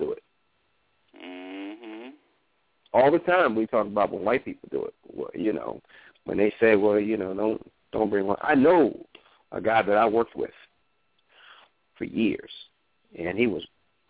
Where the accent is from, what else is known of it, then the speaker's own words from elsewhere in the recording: New York, United States; Growing up in New York